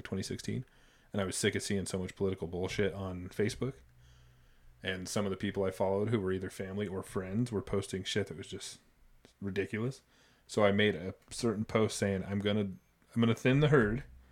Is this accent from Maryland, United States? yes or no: no; Idaho, United States; we grew up here in Idaho